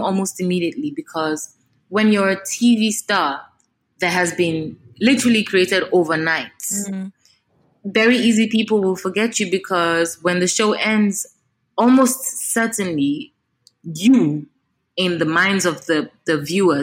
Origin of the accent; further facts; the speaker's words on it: Nigeria; as an African, as a Nigerian